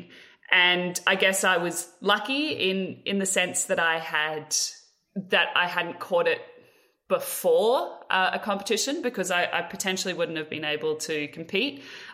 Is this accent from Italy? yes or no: no; Australia; a part of being Australian